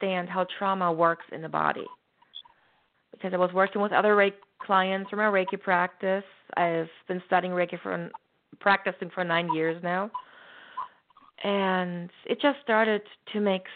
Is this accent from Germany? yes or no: yes; Germany; moved away; growing up in Germany, back then, there weren't very many spiritual people